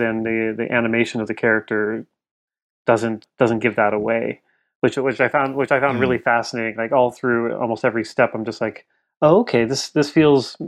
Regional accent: Canada; I'm Canadian

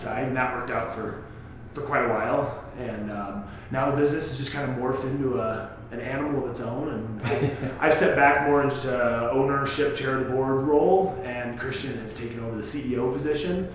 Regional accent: Sterling, Colorado, United States; also born or lived in Buena Vista; I grew up in rural Colorado. I grew up in Sterling originally, and then moved to Buena Vista in the early mid '90s

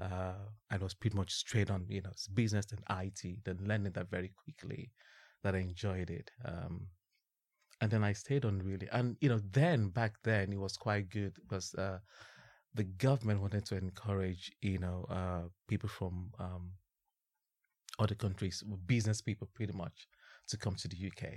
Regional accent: Ibadan, Oyo, Nigeria; moved away as an adult; also born or lived in Bradford; now in London, United Kingdom; born and bred in Ibadan

